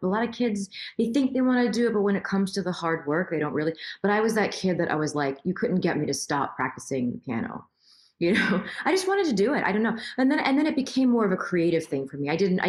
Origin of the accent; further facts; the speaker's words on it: Queens, New York, United States; So I was born in Queens, but I'm New York.